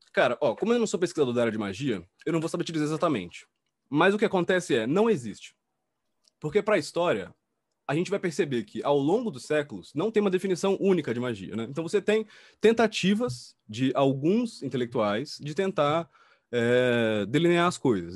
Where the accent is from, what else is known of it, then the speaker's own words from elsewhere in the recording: Salvador, Bahia, Brazil; now in São Paulo, Brazil; sou de Salvador, moro em São Paulo há muito tempo